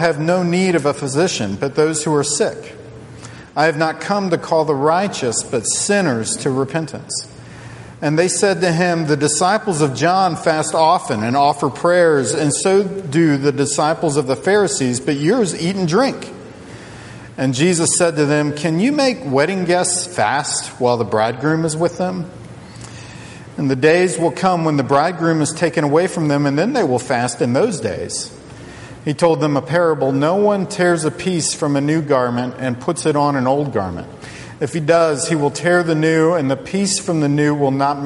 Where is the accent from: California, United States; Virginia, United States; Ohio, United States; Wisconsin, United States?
Virginia, United States; Charlottesville; I grew up in Charlottesville, Virginia